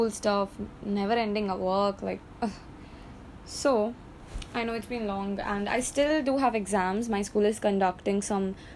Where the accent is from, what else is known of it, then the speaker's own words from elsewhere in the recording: Kolkata, West Bengal, India; I'm from Kolkata in West Bengal in India.